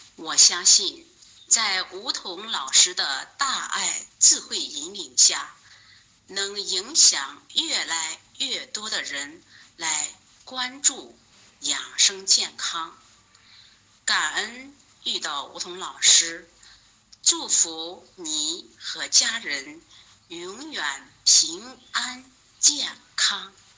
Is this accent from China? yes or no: yes; Henan, China; 我是来自河南的一名听友